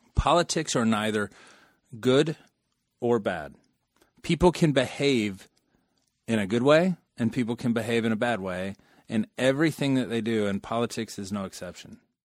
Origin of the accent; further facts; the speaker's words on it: United States; we are American